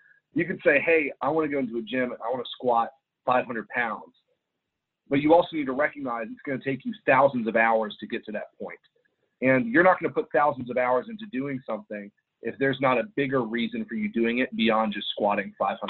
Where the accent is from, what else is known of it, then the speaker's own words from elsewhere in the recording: Ireland; I grew up overseas in Ireland. And so I was in a very, being American, I was very isolated over there.